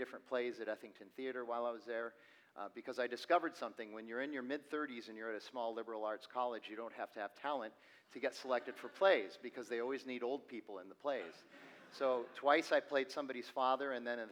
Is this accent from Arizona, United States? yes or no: yes; Phoenix, Arizona, United States; I was born and raised here in Phoenix